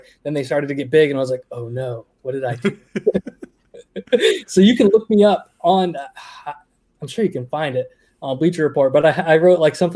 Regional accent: Maine, United States; moved away as an adult; also born or lived in Connecticut / Florida; now in New Hampshire, United States; I grew up in Maine, moved to Connecticut, moved to New Hampshire, moved to Florida, moved back. I'm back in New Hampshire

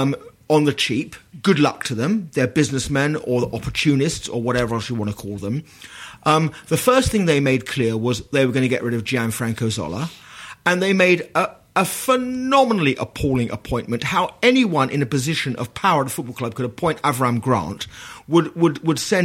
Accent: London, United Kingdom; I grew up in Poplar

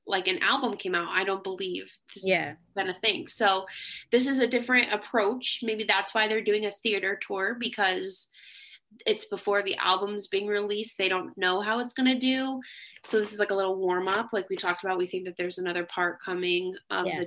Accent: Connecticut, United States; I'm from Connecticut

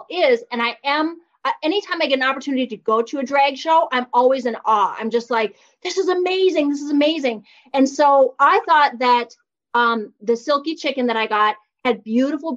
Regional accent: Minnesota, United States; growing up in Minnesota, learning to drive in Minnesota

